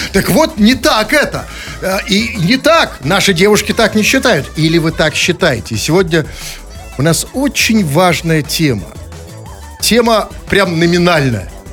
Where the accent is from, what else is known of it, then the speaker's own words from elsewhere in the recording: Saint Petersburg, Russia; мы петербуржцы